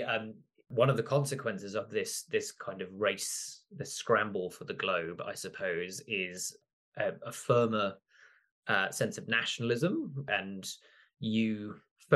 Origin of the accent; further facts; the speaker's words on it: Kenya; So part of this, I grew up in Kenya, part of my connection to these stories is the fact that obviously Camoens leaves one of the first records of European encounter with Eastern Africa and in the Indian Ocean.